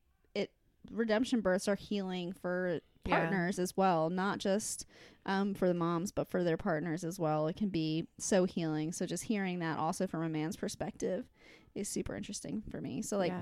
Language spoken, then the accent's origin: English; Chicago, Illinois, United States; I'm from Chicago.